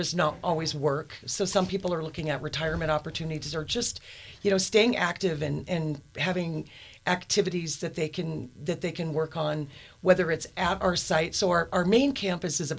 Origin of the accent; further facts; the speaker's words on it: Helena, Montana, United States; I am from Montana. My parents were both born and raised Montanas. My father is from the Hamilton area, and my mom was raised in Anaconda. So I've been in Helena for most of my life